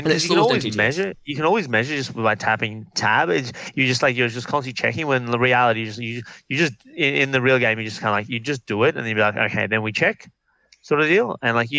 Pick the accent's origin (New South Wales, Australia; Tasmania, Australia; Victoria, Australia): Victoria, Australia; Melbourne; Because we're from Melbourne, we're not from Queensland, yeah.